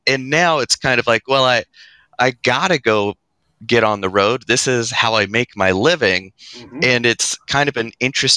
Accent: North Carolina, United States; also born or lived in Sacramento, California; I was born just outside Sacramento, California. So just a podunk town that was one stop sign big. And I was there until I was about 3 years old, and then moved to North Carolina with my family

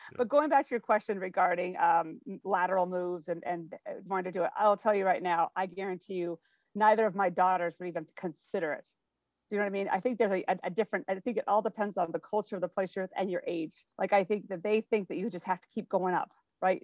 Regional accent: Spokane, Washington, United States; moved away as an adult; I grew up in Spokane, Washington

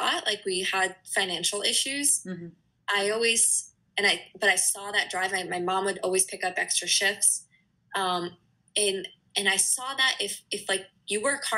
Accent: northeastern Pennsylvania, United States; now in New Hampshire, United States; I grew up in Pennsylvania, not too, like, on the east, northeastern corner

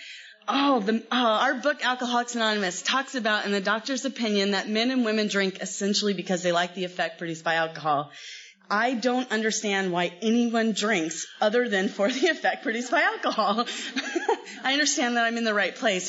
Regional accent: Los Angeles, California, United States; I'm from L.A. I was born in Los Angeles

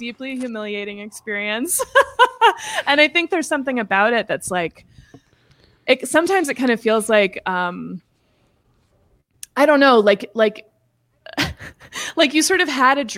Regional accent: Seattle, Washington, United States; the Episcopal Cathedral where I was raised in Seattle

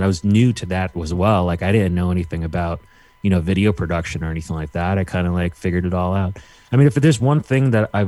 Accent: New York City, New York, United States; I'm from New York City

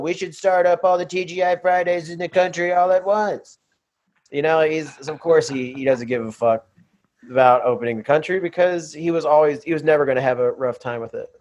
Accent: Birmingham, Alabama, United States; also born or lived in Nashville, Tennessee; now in Los Angeles, United States; I was raised in Birmingham

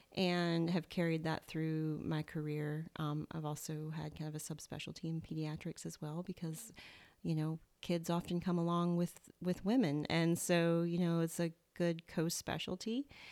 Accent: Southern, United States; accent: Southern; my Southern accent

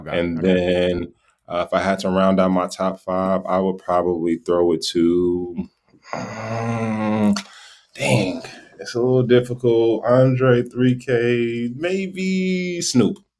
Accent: Gary, Indiana, United States; also born or lived in Sacramento, California; now in Iowa, United States; I grew up in Gary, Indiana

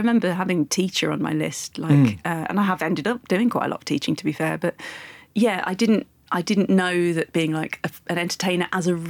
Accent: Leicester, East Midlands, United Kingdom

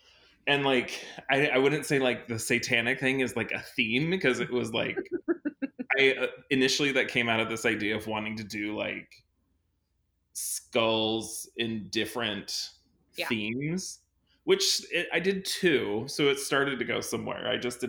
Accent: California, United States; and I grew up in California.

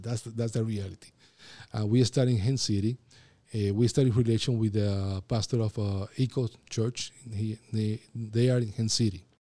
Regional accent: Puerto Rico; English is a second language; moved away as an adult; also born or lived in Philadelphia, United States; now in Florida, United States; I'm from Puerto Rico, I'm Caribbean, and I talk fast

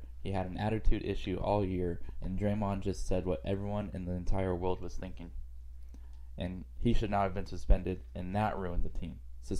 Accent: Livermore, California, United States; He's the third best person to come out of Livermore. Number one, obviously, being me.

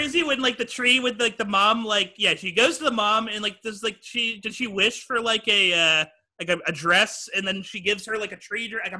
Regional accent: Texas, United States; I'm from Texas too

